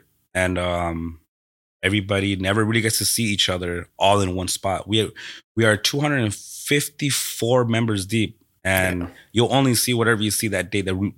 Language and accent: English; Costa Mesa, California, United States; also born or lived in Mexico / Rosemead / Watts; I grew up in Costa Mesa. Costa Mesa from the age of, I don't even know what age, but I was in first grade, whatever age you're at for in first grade. So I moved there from... Rosemead.